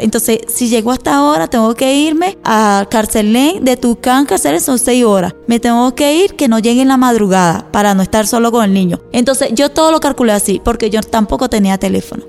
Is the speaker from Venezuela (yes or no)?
yes; Miranda, Venezuela; moved away as an adult; Y vengo de Venezuela, Estado Miranda, y llegué aquí en el 2018.